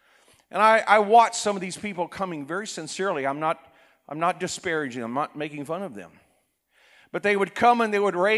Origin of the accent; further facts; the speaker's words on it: South Korea; For example, I was raised in Korea. My parents were missionaries. At that time, Korea was a very poor country.